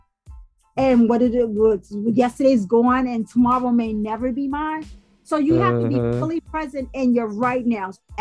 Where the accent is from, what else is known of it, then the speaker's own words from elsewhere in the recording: Louisiana, United States; moved away; also born or lived in Bronx, New York / North Carolina; I was raised in the South